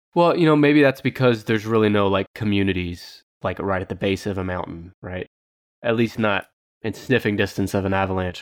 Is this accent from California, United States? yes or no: yes; Southern California, United States; moved away; also born or lived in Oklahoma; I'm from Southern California